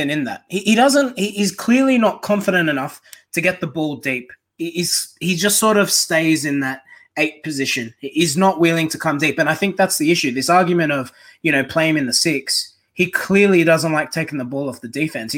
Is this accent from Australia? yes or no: yes; Australia; we are Australian